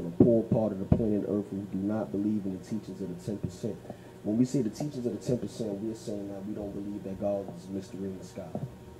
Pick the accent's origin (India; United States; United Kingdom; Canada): United States; Brooklyn, New York; I'm from here in Brooklyn. I'm an artist from Brooklyn.